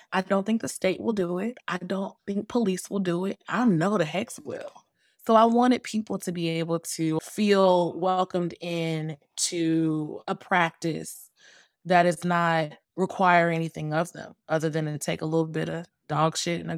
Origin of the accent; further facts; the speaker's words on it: Atlanta, Georgia, United States; also born or lived in Bay Area; You know, I'm from Atlanta, born and raised, and this is all, Atlanta is also my political home. I spent a good number of years though in the Bay Area